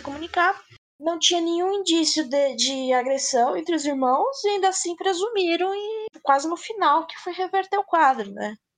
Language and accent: Portuguese; São Paulo, Brazil; sou de São Paulo, e além de falar bolacha